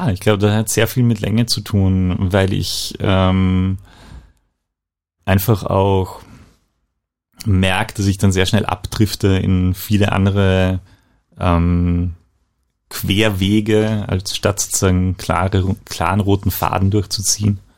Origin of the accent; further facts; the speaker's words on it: Eisenstadt, Burgenland, Austria; Ich bin eigentlich Burgenländer, komme aus Eisenstadt, ein ja, die Hauptstadt des Burgenlands